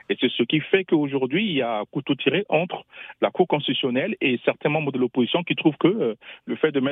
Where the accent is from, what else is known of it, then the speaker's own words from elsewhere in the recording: Central African Republic; je suis centrafricain